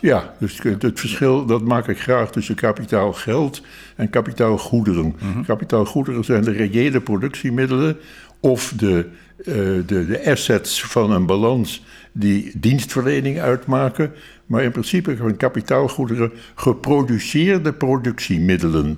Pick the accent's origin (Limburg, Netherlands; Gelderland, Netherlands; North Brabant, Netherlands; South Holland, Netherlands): South Holland, Netherlands; Rotterdam; ik ben een Rotterdammer van geboorte